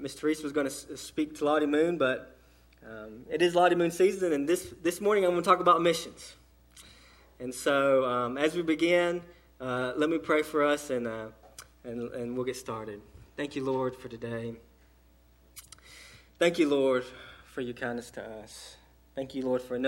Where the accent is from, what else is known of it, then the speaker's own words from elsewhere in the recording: Lakeland, Georgia, United States; I grew up in Lakeland, Georgia, which is about 20 minutes northeast of Valdosta, Georgia, small town, even smaller than Eastman. And that's where I grew up.